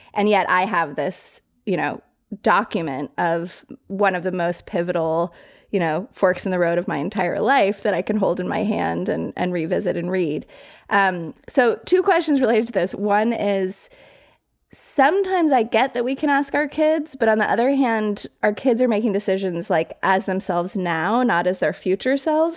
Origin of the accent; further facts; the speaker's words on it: Colorado Springs, Colorado, United States; moved away as an adult; also born or lived in New York City; I grew up in Colorado Springs, like fairly small town